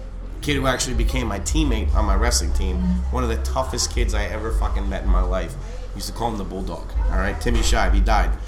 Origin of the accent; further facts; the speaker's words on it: Wilkes-Barre, Pennsylvania, United States; also born or lived in suburbs of Philadelphia, Pennsylvania; we moved from where I was born in Wilkes-Barre down to the suburbs of Philly, and it was much more expensive area that we moved into. So when we first moved down there, we couldn't afford to buy, you know, buy a regular house. So we lived in a townhouse community